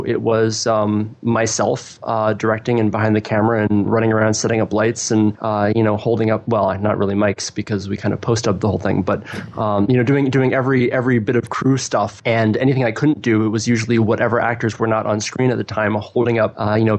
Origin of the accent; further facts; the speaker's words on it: Midwest, United States; also born or lived in Champaign, Illinois; I am very much from the Midwest. I live in Champaign, Illinois, which is a couple of hours drive south of Chicago.